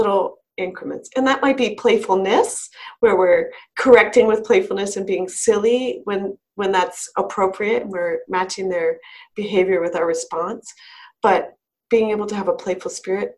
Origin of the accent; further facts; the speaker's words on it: Maryland, United States; moved away as an adult; now in Colorado, United States; in the area I grew up outside of DC